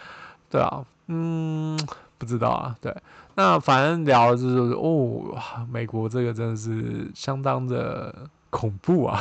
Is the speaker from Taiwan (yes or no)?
yes; Taiwan; moved away as an adult; now in United States; 我是台湾人嘛